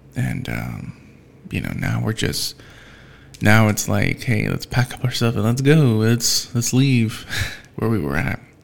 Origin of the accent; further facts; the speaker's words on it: United States; I'm an American